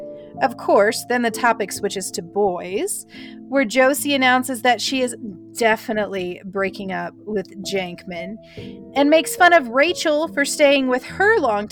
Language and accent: English; Midwest, United States; I'm from the Midwest